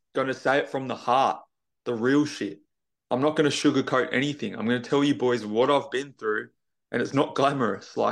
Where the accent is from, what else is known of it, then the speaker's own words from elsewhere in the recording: Tasmania, Australia; I'm not in Queensland. I'm moving there in November, but I'm actually from Tasmania